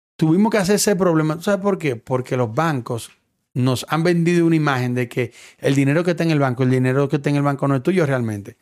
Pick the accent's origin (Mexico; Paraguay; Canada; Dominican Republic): Dominican Republic; moved away; yo soy dominicano